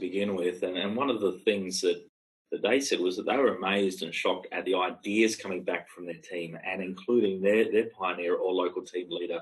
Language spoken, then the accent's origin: English; Australia; as an Australian